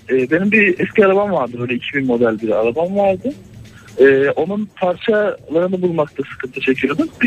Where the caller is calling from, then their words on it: Ankara, Turkey; ben Ankara'dan.